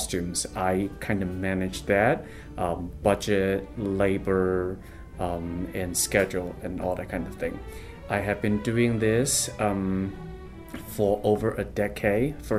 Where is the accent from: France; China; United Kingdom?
China; moved away as an adult; also born or lived in Urbana-Champaign, Illinois / New York / Singapore / San Francisco; now in Chicago, United States; I was born and raised in China. I came to the States in 2008